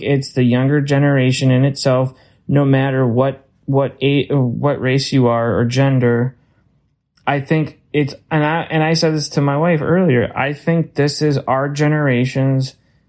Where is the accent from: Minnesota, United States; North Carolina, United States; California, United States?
Minnesota, United States; And you know that from being a Minnesotan a long time.